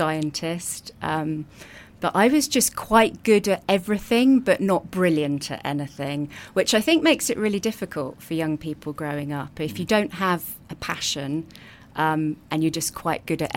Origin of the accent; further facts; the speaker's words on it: Brighton, South East England, United Kingdom; I grew up in Brighton, which I understand is quite unusual.